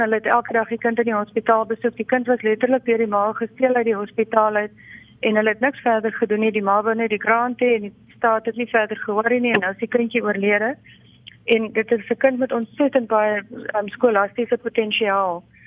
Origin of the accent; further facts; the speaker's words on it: South Africa; Ons kan regtig met trots as Suid-Afrikaners